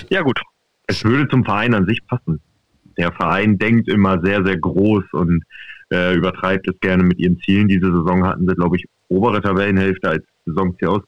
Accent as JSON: {"language": "German", "town": "Cuxhaven", "region": "Lower Saxony", "country": "Germany", "tie": "born or raised there", "moved": "yes", "lives_now": "Bremen, Germany", "said": "ich bin gebürtiger Cuxhavener, also ich habe bis auf durch Marco nichts mit, mit, äh, mit, insofern zu tun gehabt, bis halt eben vor dreieinhalb Jahren, als ich eben nach Bremen gezogen bin"}